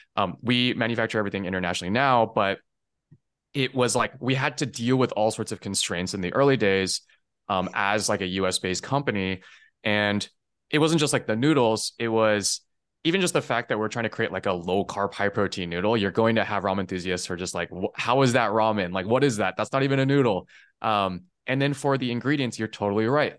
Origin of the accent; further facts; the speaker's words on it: Taiwan; moved away; also born or lived in California; I was born in California, um, but I spent most of my childhood actually out in Taiwan